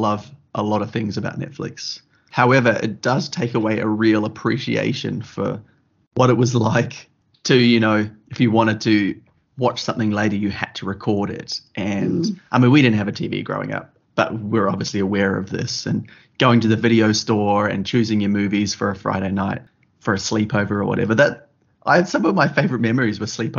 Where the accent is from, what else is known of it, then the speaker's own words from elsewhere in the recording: New Zealand; growing up in New Zealand and country New Zealand